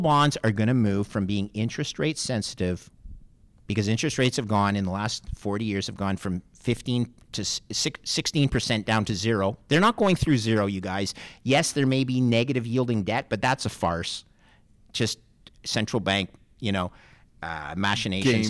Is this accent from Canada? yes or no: yes; Canada; as a Canadian